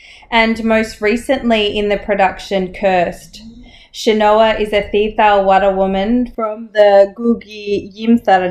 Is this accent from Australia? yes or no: yes; Australia; Growing up in Australia